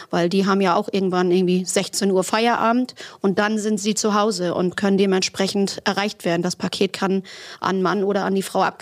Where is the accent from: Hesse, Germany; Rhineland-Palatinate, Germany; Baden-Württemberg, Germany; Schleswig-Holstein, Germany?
Schleswig-Holstein, Germany; Flintbek; Also bei mir in Flintbeek, da wo ich herkomme, in meinem kleinen Dörfchen, sage ich jetzt mal, da hat das einen Fahrradladen.